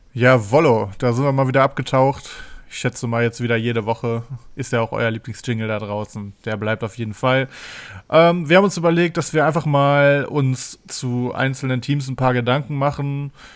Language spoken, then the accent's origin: German; Paderborn, North Rhine-Westphalia, Germany; Bei uns in Paderborn